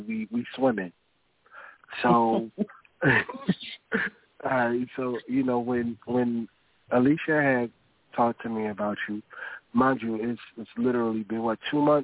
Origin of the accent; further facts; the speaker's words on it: Sylvania, Georgia, United States; My family, we from Sylvania, Georgia